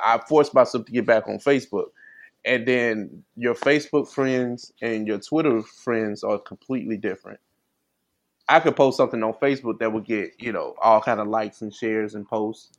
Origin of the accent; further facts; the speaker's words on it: East St. Louis, Illinois, United States; I grew up in St. Louis. I mean, I'm from East St. Louis, which is basically the St. Louis area